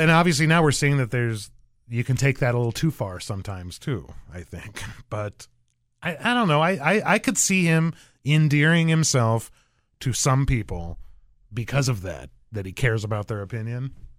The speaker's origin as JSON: {"language": "English", "region": "Arizona", "country": "United States", "moved": "yes", "said": "I'm from Arizona originally."}